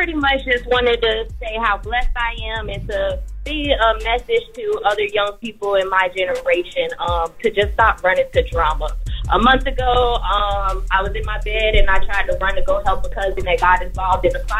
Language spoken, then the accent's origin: English; West Palm Beach, Florida, United States; I'm from West Palm Beach. I listen to you guys all the time.